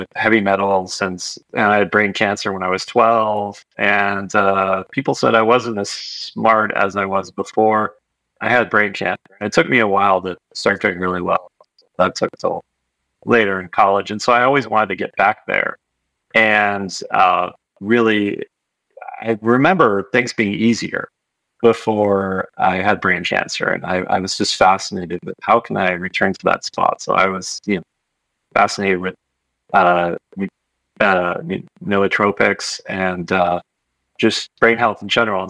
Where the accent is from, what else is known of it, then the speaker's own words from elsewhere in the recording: Marin, California, United States; That's where I'm from